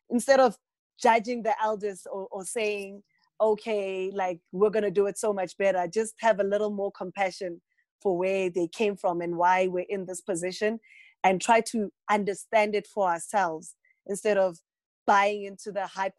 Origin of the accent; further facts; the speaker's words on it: Polokwane, Limpopo, South Africa; also born or lived in Johannesburg; we came home from Johannesburg. I live in a small town, Polokwane